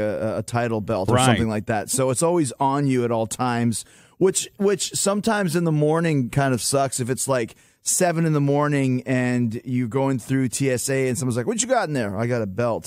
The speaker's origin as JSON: {"language": "English", "country": "Canada", "tie": "born or raised there", "also_born_or_lived": "Orlando, Florida", "accent": "Canadian", "moved": "yes", "lives_now": "Tampa, United States", "said": "I grew up in Canada and then I moved down to Orlando. I didn't like Orlando and I came up to Tampa"}